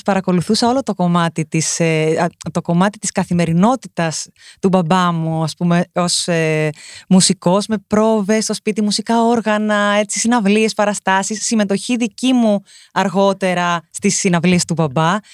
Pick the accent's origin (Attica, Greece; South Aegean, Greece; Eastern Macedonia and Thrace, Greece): South Aegean, Greece; Rhodes; γεννήθηκα και μεγάλωσα στη Ρόδο.